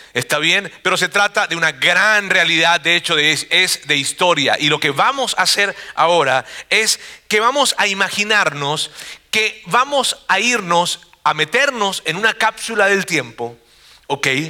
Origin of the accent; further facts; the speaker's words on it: Monterrey, Nuevo León, Mexico; una población de donde yo vengo, los regios